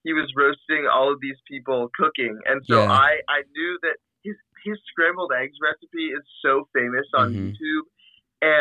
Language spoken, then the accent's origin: English; outside the D.C. area, Virginia, United States; I was born and raised outside of the D.C. area in Virginia. And I've lived here my whole life.